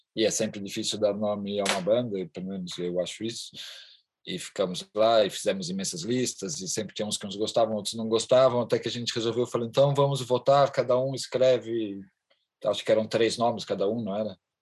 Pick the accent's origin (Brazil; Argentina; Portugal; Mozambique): Portugal; Charneca da Caparica, Setúbal; sou da Charneca da Caparica, exatamente isso aqui é a garagem da minha casa